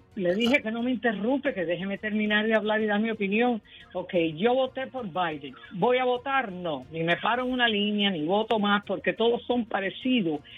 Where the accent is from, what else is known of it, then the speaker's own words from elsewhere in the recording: Cuba; moved away; yo nací en Cuba